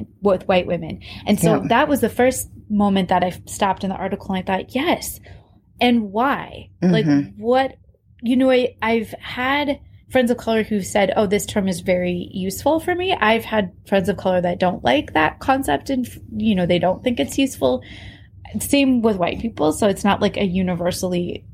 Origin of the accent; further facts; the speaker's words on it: Iowa, United States; we grew up in Iowa